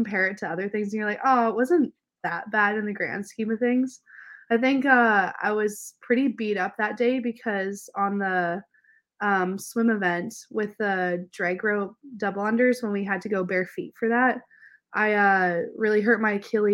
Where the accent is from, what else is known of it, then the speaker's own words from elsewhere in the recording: Canada; I grew up in Canada